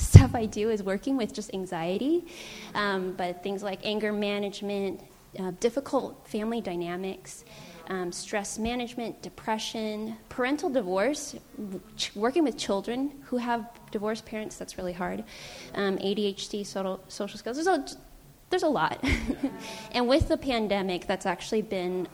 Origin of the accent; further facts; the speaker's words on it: San Francisco, California, United States; I was born and raised in San Francisco